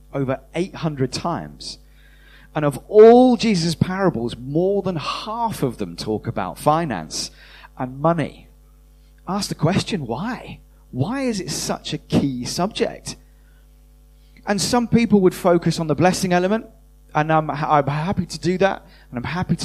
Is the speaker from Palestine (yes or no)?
no; United Kingdom; we're British, most of us